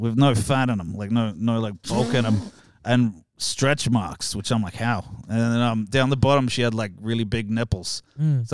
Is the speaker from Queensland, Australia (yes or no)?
no; New South Wales, Australia; also born or lived in Perth, Western Australia; Born in Perth, raised in New South Wales.